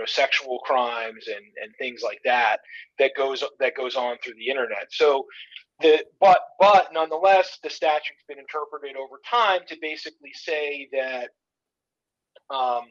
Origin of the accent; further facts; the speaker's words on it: South Florida, United States; I grew up in South Florida.